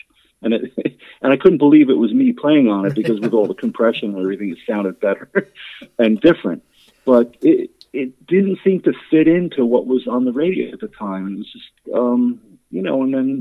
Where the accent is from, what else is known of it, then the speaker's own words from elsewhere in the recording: New Jersey, United States; we're from Jersey